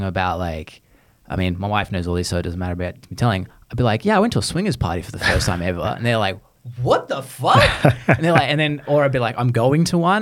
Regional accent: Australia; moved away; you're talking to an Aussie

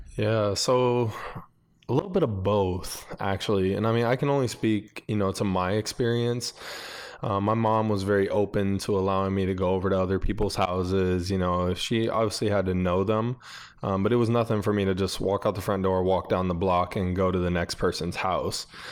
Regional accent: Buffalo, New York, United States; I grew up in Buffalo, New York

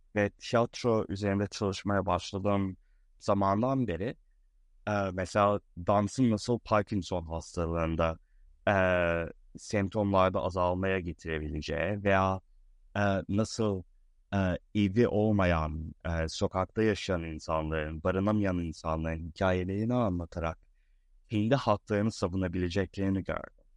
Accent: Istanbul, Turkey; moved away; also born or lived in Boston, United States; Boston'da doğdum. İstanbul'da büyüdüm

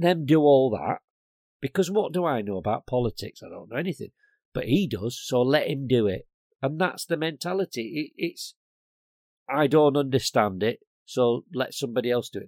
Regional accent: Blackburn, North West England, United Kingdom; now in Bristol, United Kingdom; I was brought up in Black Bin, Lancashire

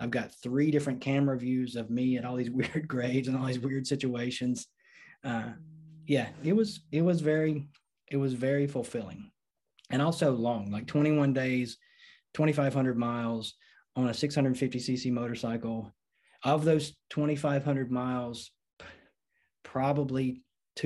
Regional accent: North Carolina, United States; back to my home state of North Carolina

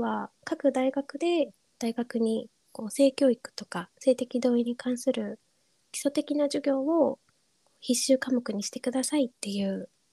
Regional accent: Kyushu, Japan; moved away; 自分の地元は九州なんですけれども

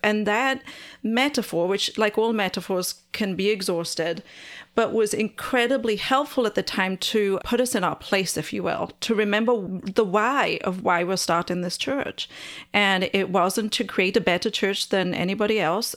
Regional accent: Wales, United Kingdom; I'm Welsh, and so we're outnumbered by sheep

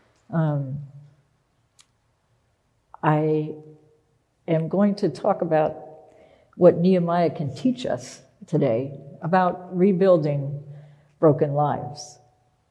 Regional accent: Pennsylvania, United States; moved away as an adult; also born or lived in Philadelphia; now in Boston, United States; I was born in Philadelphia, but I grew up in this little tiny town that's not even on a map, in Pennsylvania

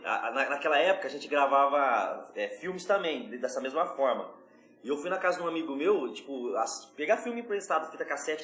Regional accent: São Paulo, Brazil; accent: paulista; Sou de São Paulo

